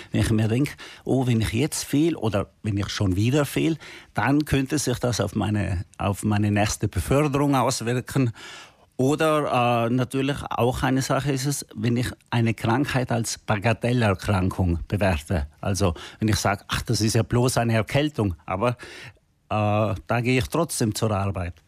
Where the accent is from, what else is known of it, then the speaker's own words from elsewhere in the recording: South Tyrol, Trentino-Alto Adige, Italy; wir Südtiroler